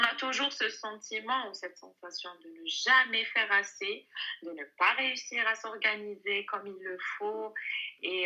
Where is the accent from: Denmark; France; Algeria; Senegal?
Algeria; je suis algérienne